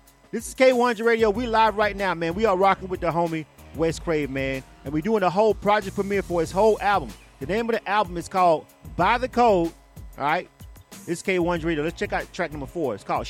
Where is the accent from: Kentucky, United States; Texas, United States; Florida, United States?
Florida, United States; Panama City; I rep the 850. I was born and raised in Panama City, Florida myself.